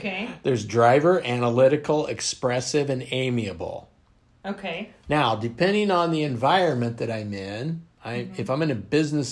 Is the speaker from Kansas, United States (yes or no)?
yes; Western Kansas, United States; moved away; I'm from Kansas